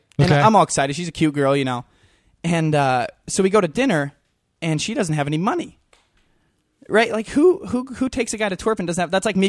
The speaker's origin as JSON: {"language": "English", "region": "Montana", "country": "United States", "tie": "born or raised there", "said": "I grew up in Montana, like with my dad."}